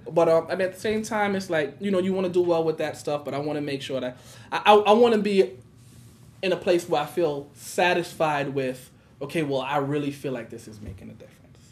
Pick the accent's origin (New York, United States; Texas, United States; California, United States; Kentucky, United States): New York, United States; New York City; I grew up in Brownsville. I've been in Brooklyn all of my life